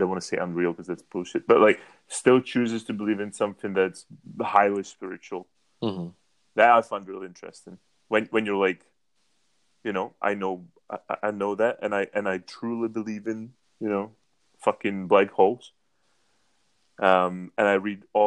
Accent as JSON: {"language": "English", "country": "Czechia", "said": "I'm from Czech Republic. We are the most atheist country in Europe"}